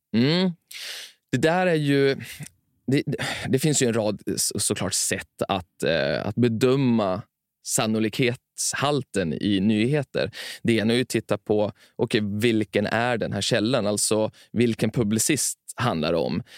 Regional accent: Timrå, Västernorrland County, Sweden; Jag växte upp i Timrå

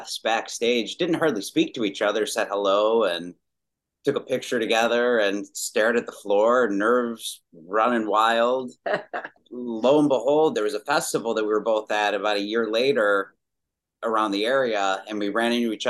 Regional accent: Chicago, Illinois, United States; Chicago, Illinois. And I pretty much spent most of my life

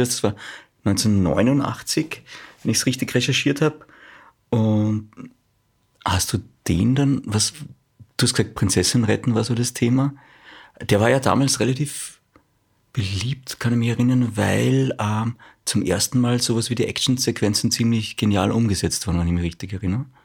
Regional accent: Austria; bei uns in Österreich

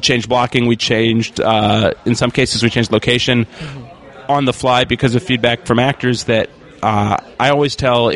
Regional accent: Cleveland, Ohio, United States; I'm from Cleveland, so the Midwest is near and dear to my heart.

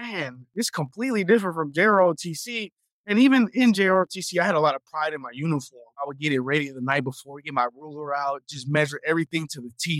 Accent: Houston, Texas, United States; I am a Houston, Texas native, so born and raised in Houston

